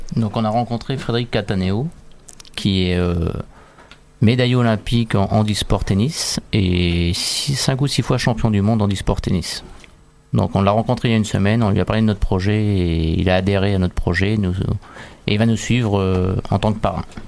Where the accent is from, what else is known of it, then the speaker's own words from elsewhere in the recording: France; chez nous en France